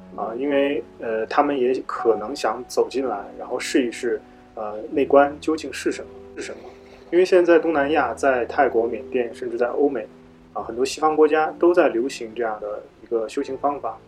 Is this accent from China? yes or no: yes; northern China, China; moved away; 以前我是北方人